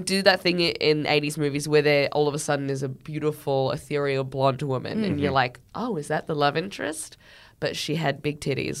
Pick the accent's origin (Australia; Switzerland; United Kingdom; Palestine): Australia; as an Australian